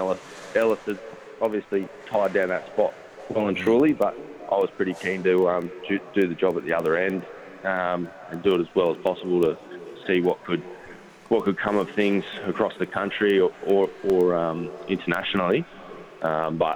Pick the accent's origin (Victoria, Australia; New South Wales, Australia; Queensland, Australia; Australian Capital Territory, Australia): Australian Capital Territory, Australia; Canberra; moved away; also born or lived in Sydney / Tasmania; I grew up in Canberra, moved to Sydney, and then down to Tasmania